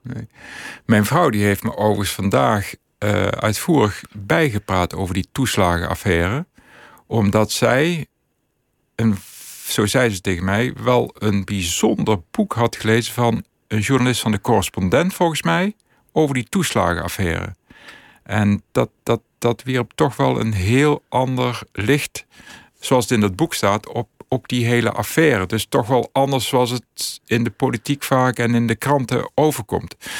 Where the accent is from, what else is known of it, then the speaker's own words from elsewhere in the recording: Netherlands; ik ben opgegroeid in Aalriksel.